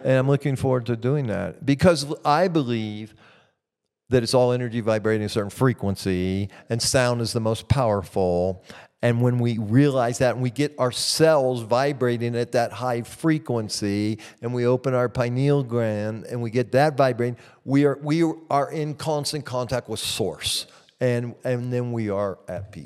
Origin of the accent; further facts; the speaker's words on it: Midwest, United States; moved away; I grew up in the Midwest in America